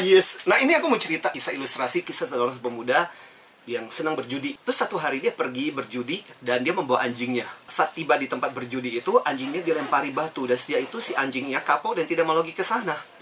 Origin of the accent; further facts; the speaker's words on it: Kalimantan, Indonesia; moved away as an adult; now in Jakarta, Indonesia; saya dibesarkan di Kalimantan